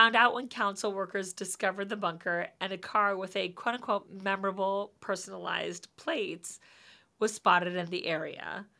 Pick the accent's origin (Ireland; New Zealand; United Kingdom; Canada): New Zealand; I'm from New Zealand, and 20 years ago, a lawyer in my town concocted a plan to kidnap a wealthy businessman